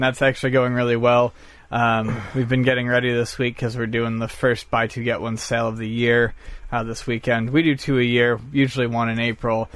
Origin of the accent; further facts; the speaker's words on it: Buffalo, New York, United States; moved away; I'm from Buffalo. I haven't been home in a year and a half